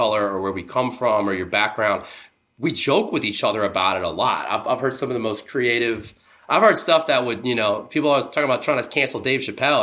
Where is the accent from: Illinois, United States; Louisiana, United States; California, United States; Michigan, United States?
Louisiana, United States; also born or lived in Baton Rouge; now in New Orleans, United States; coming from Louisiana